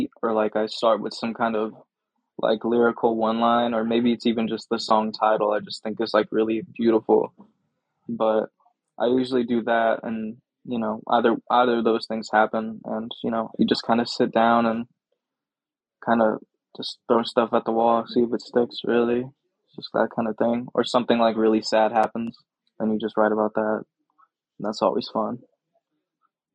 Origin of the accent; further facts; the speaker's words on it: St. Louis, Missouri, United States; being from St. Louis, you know, and you know, being really into the hip hop kind of scene, I would say that, being from here